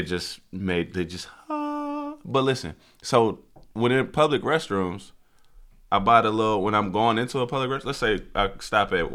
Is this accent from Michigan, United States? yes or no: yes; Kalamazoo, Michigan, United States; moved away; I was born in Kalamazoo, Michigan